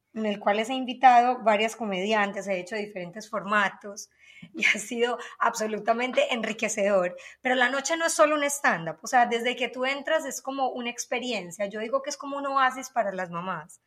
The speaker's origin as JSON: {"language": "Spanish", "country": "Colombia", "moved": "yes", "lives_now": "United States", "said": "soy colombiana, obviamente, se me nota"}